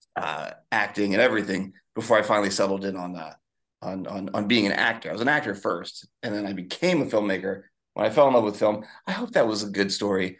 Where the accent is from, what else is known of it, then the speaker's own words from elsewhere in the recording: Philadelphia, Pennsylvania, United States; moved away; also born or lived in Chicago; growing up, I grew up in Philadelphia